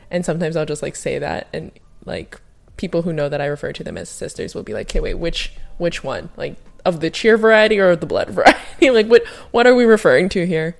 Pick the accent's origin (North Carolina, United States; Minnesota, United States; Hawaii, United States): Hawaii, United States; I grew up in Hawaii